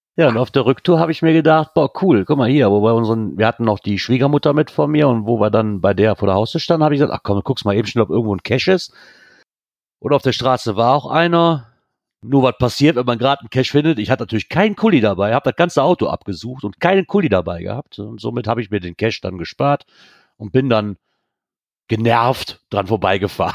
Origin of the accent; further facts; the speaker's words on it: Netherlands; Ich komme aus Holland.